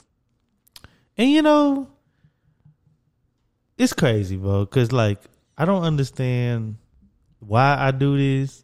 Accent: Dallas, Texas, United States; I'm from Dallas. I live in Dallas

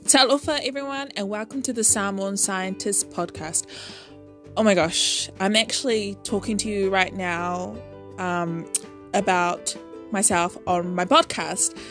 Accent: Auckland, New Zealand; I was born and raised in Auckland, New Zealand

